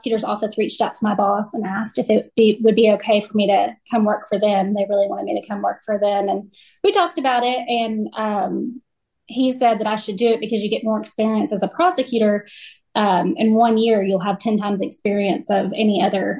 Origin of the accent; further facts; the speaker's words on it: West Garland County, Arkansas, United States; local girl. I grew up in West Garland County